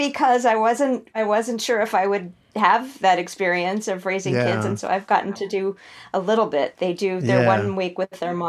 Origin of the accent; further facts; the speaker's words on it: Santa Fe, New Mexico, United States; born there; I'm sort of from a lot of places. I was born in Santa Fe. That's where my mom grew up. But I only lived there as a baby because my parents were in the middle of moving to someplace in New York for a couple of years.